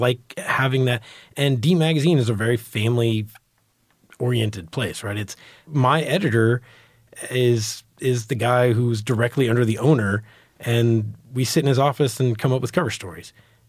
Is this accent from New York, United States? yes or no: yes; New York, United States; born there; now in Texas, United States; I was born in New York. My family's from New York.